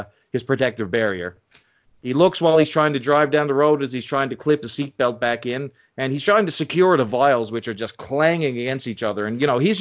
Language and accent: English; Canada; So I'm Canadian too